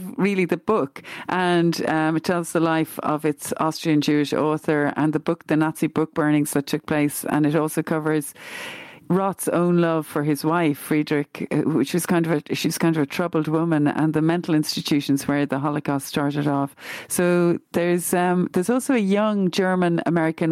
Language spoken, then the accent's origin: English; Glenageary, Leinster, Ireland; where I grew up in Glenageary